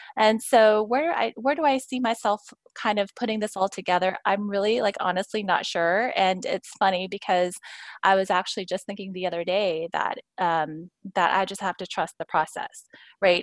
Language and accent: English; Houston, Texas, United States; I was born and raised in Houston